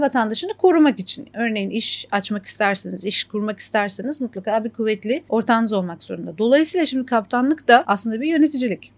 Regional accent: İzmir, Turkey; moved away as an adult; now in Kuwait; ben İzmirliyim

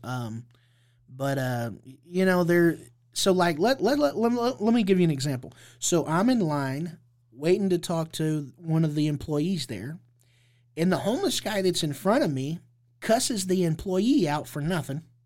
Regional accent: Indianapolis, Indiana, United States; I, I grew up here in Indianapolis, Indiana

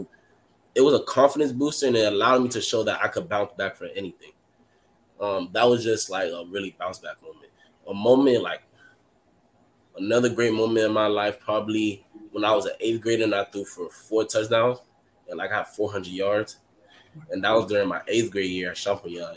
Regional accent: Miami, Florida, United States; I'm from Miami

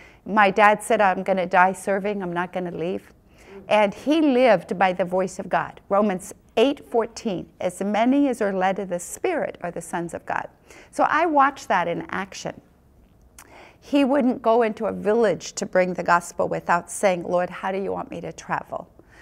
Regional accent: Philippines; So all those years growing up in the Philippines was the foundation of my life.

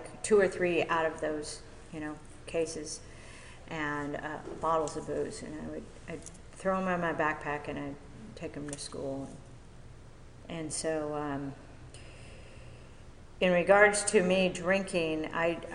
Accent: Mission Viejo, California, United States; I grew up in Mission Viejo, so I'm local.

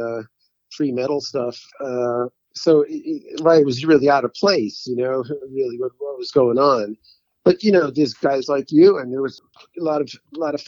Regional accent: New York City, New York, United States; I grew up right off Flatbush Avenue and Avenue N

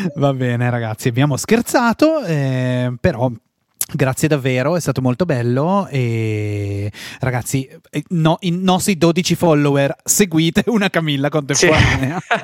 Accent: Val Camonica, Lombardy, Italy; nel mio paese di provenienza, in Val Camonica

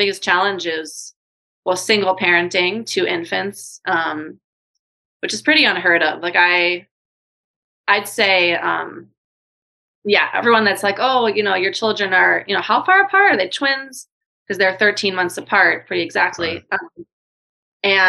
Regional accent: New York City, New York, United States; moved away as an adult; also born or lived in Hawaii / Singapore / Thailand; I'm from New York City

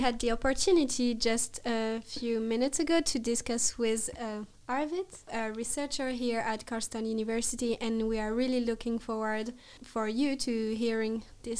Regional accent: France; I'm …, also a French student, and I'm studying economics and finance here currently in Karlstad University.

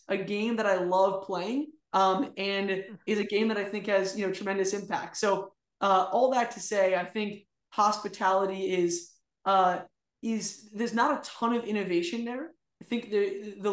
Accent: outside of New York, United States; I grew up outside of New York

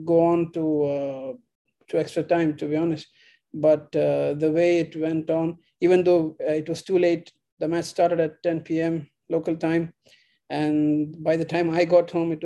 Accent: Qatar; I live in Qatar. I was born and raised in Qatar

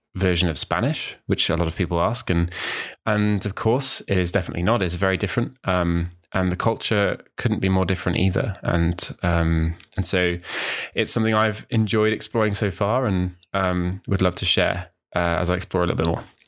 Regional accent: New Zealand; also born or lived in United Kingdom; now in Wales, United Kingdom; I grew up in New Zealand, um, although I was born in the U K

